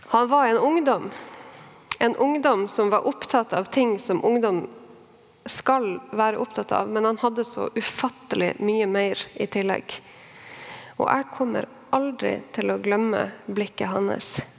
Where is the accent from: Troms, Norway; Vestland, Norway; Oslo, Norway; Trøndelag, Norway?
Troms, Norway; Harstad; nå bor i min hjemby, Harstad